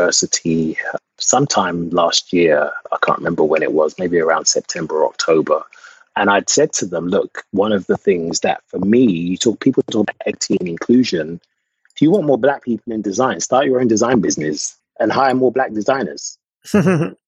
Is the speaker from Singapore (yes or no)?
no; England, United Kingdom; moved away as an adult; now in United States; I'm from England.